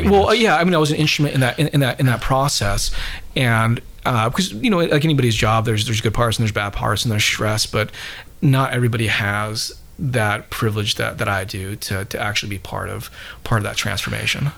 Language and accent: English; Utah, United States; moved away; also born or lived in Bowling Green, Kentucky; I grew up in Utah originally